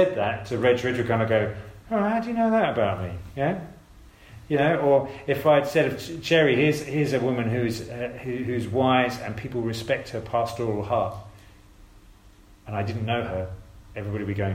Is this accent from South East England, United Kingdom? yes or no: yes; Addlestone, South East England, United Kingdom; I come from Addleston